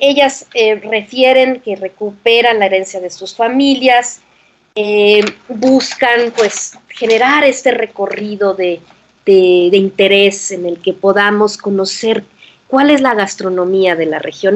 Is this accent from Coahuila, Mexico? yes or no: yes; Torreón, Coahuila, Mexico; also born or lived in Saltillo / Berlin; now in Mexico City, Mexico; Aunque yo nací en Saltillo, mi esencia es lagunera